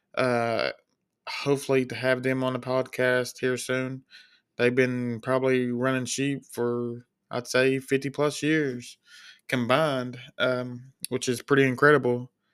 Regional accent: Kentucky, United States; I'm from Kentucky, born and raised

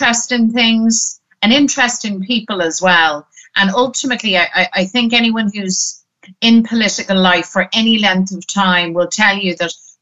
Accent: Dublin, Leinster, Ireland; I'm a Dubliner

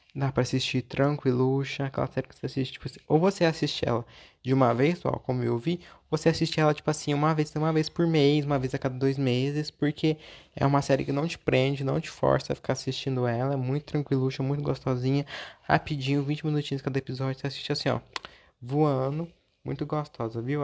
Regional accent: Minas Gerais, Brazil; eu sou mineiro

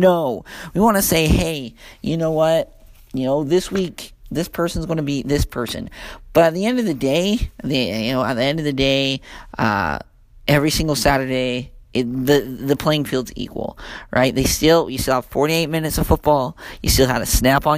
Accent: Utah, United States; I'm from Utah

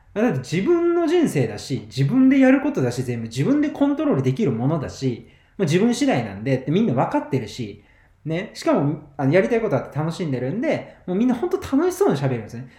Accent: Kagawa, Japan; 僕、地元香川県なんですけど。

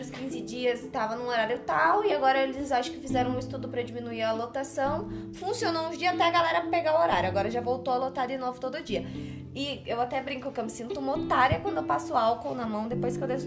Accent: Mato Grosso do Sul, Brazil; now in Curitiba, Brazil; a gente é do Mato Grosso do Sul. A gente tá em Curitiba.

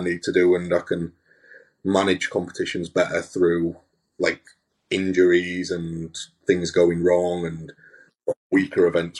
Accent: Hull, Yorkshire and the Humber, United Kingdom; I'm obviously from Hull

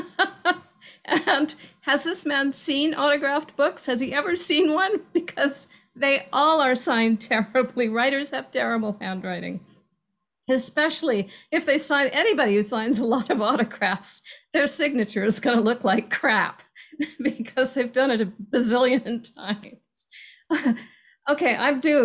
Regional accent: Southern California, United States; I grew up in Southern California

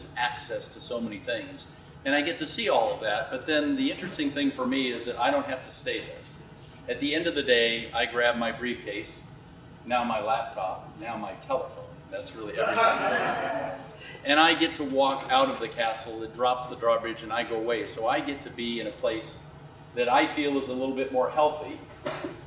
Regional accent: Laguna Beach, California, United States; I'm from Laguna Beach

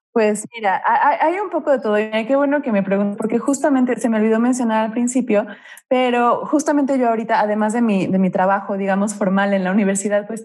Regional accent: Mexico; moved away; also born or lived in Glasgow, Scotland; de México

